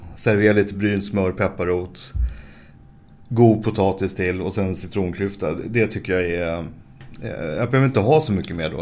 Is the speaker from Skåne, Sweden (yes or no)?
no; Stockholm, Stockholm County, Sweden; also born or lived in Stureby; uppvuxen till en början på Söder och sen så flyttade vi till Stureby som ligger efter Globen ungefär